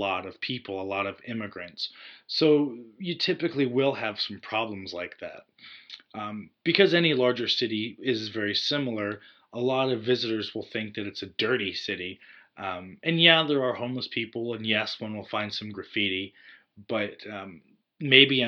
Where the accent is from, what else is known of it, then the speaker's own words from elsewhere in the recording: United States; myself being American